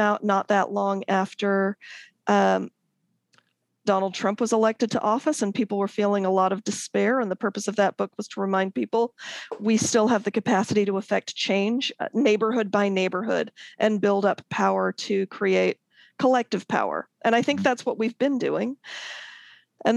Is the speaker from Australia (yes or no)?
no; Akron, Ohio, United States; moved away as an adult; also born or lived in England / Baltimore / Washington, D.C. / Chicago; now in Bay Area, United States; I was born in England, and we moved to Akron, Ohio, when I was a toddler